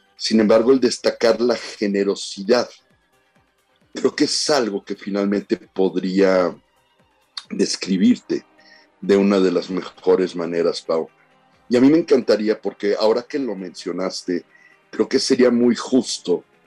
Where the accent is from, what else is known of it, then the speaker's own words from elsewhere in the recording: Sinaloa, Mexico; la gente que somos de Sinaloa